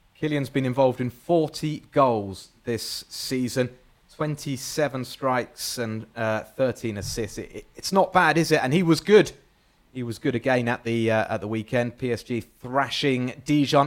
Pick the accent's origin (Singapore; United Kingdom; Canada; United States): United Kingdom; England; I'm English